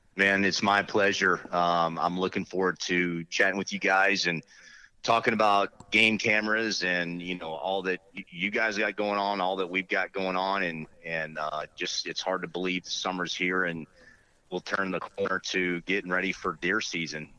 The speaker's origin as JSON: {"language": "English", "town": "Kissimmee", "region": "Florida", "country": "United States", "tie": "born or raised there", "also_born_or_lived": "Okeechobee, Florida", "moved": "yes", "said": "I grew up on a big cattle ranch down in Florida"}